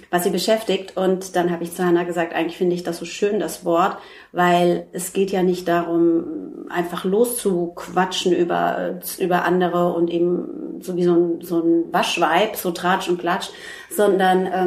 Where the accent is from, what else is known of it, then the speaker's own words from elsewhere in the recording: Frankfurt, Hesse, Germany; now in Hamburg, Germany; Ich komme aus Frankfurt.